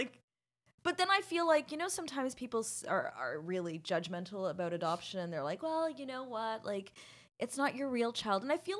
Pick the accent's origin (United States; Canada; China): Canada